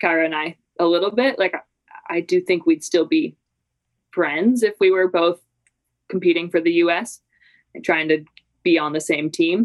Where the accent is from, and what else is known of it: Canmore, Alberta, Canada; born or raised there; moved away as an adult; also born or lived in St. Paul, Minnesota, United States / Vancouver, Canada; now in Salt Lake City, United States